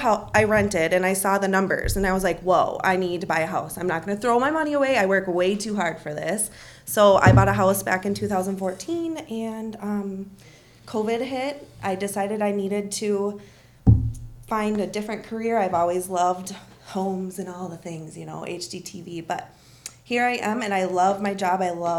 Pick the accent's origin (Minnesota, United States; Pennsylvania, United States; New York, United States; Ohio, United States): Minnesota, United States; Champlin; I'm from the Champlin area, and then I moved down to Farmington. I moved to Alabama.